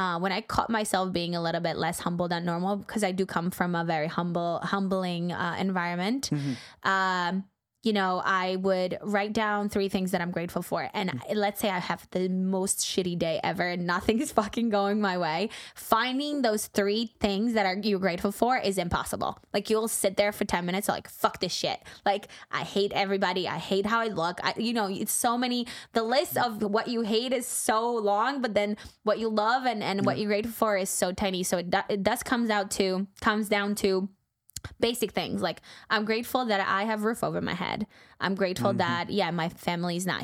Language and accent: English; Poland; moved away as an adult; also born or lived in New York; now in United States; I am from Poland. I moved to America 9 years ago.